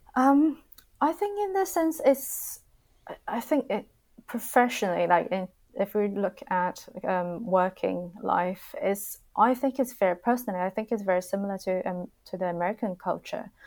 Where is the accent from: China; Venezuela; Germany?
China; southern China; moved away as an adult; also born or lived in Beijing; now in London, United Kingdom; I'm from the South